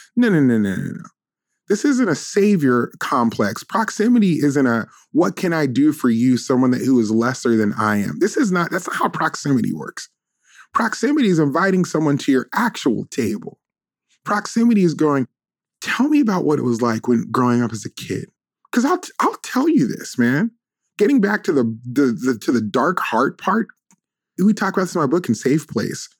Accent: Las Vegas, Nevada, United States; I grew up in Las Vegas, but my family, of course, was from this deep area in the South.

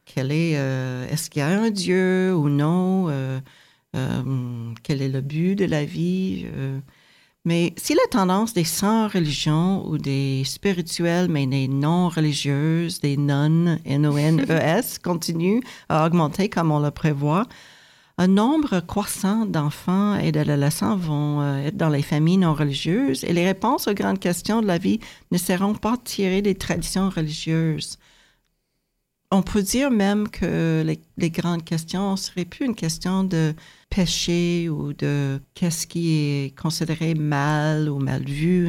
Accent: United States; moved away as an adult; now in Canada; moi, j'ai grandi aux États-Unis

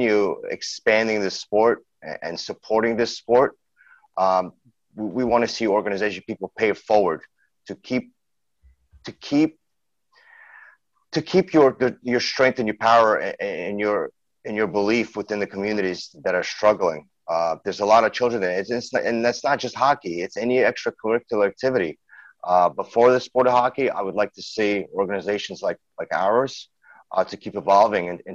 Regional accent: New York City, New York, United States; also born or lived in St. Petersburg, Russia; that's how we grew up in Brooklyn, New York. I'm from Brooklyn.

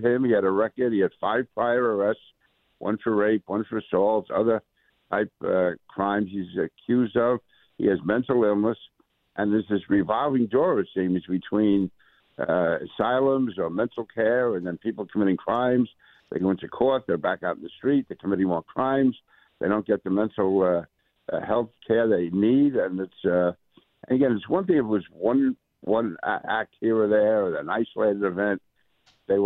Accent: New York City, New York, United States; I grew up in Queens

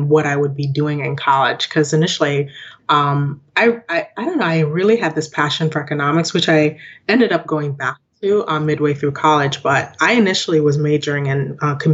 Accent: Lockport, New York, United States; also born or lived in Jamaica; I grew up in Lockport, New York. Okay. It's about 30 minutes from Buffalo

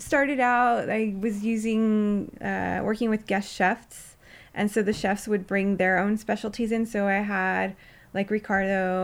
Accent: California, United States; I was also learning about my roots as a Californian

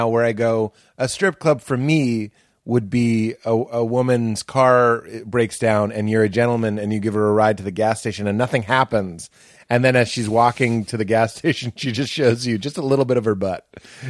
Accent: Boston, Massachusetts, United States; Well, I'm from Boston.

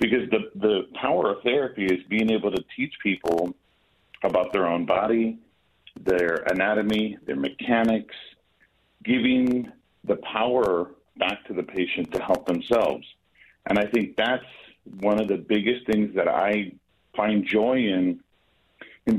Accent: San Francisco, California, United States; also born or lived in Hercules, California; So I grew up in San Francisco in the Bay Area and moved to a small city called Hercules.

